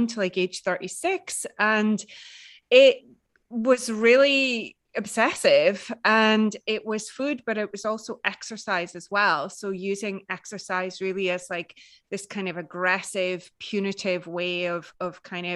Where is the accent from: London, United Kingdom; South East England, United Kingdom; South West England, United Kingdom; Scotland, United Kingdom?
Scotland, United Kingdom; Edinburgh; It's Edinburgh in Scotland, in the UK.